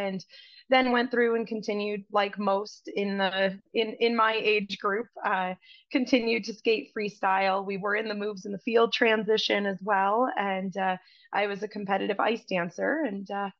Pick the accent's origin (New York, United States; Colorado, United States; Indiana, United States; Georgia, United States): New York, United States; upstate; moved away as an adult; now in Spokane, United States; I'm originally from New York, and like many in the upstate New York area, winters were very, very long